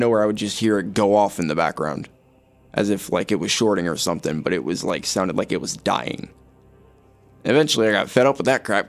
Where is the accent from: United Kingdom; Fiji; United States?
United States; Lakeland, Florida; I mean, I'm born and raised in Lakeland. For the most part, I just chill at home. I was raised in a Baptist family, so going to church every Sunday and all that.